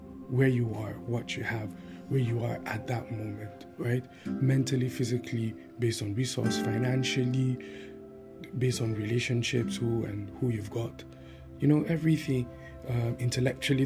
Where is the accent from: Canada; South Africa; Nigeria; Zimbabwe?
Nigeria; Taraba; now in Abuja, Nigeria; I'm from Taraba State